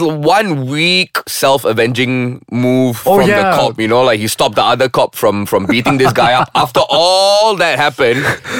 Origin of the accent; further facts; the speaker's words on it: Malaysia; now in Kuala Lumpur, Malaysia; as a Malaysian